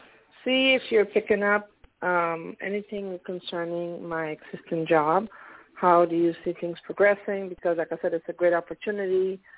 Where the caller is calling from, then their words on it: Pennsylvania, United States; calling from Pennsylvania.